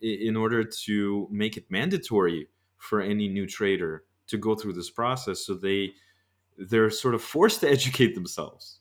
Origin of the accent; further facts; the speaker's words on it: United States; me being an American